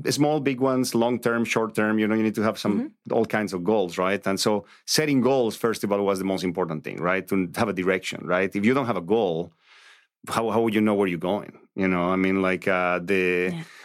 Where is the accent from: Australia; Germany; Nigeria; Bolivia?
Bolivia; English is a second language; moved away as an adult; also born or lived in Santa Barbara, United States; now in Los Angeles, United States; I grew up a Catholic in, in Latin America. You know, I was born in Bolivia